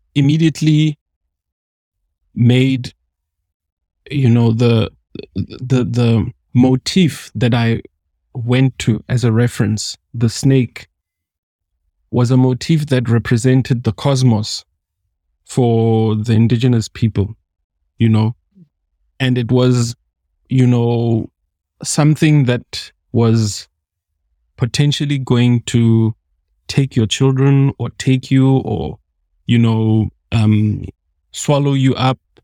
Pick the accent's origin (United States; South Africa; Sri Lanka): South Africa; as a South African